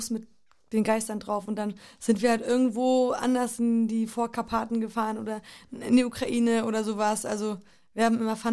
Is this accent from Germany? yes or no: no; Poland; da, wo ich groß geworden bin, in Polen oder überall fast in den slawischen Ländern durch den Kommunismus und Plan Sozialismus